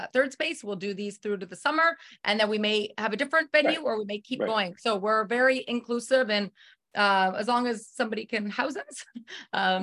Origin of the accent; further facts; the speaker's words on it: Canada; moved away as an adult; also born or lived in United States; now in Kelowna, Canada; I'm Canadian.